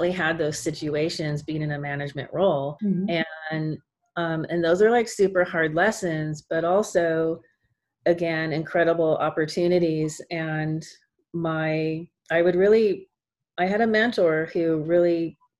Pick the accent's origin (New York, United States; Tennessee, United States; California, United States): California, United States; I was born in California, and I have a part of the family that is, like, a surfers and into the surf culture. So we grew up with the beach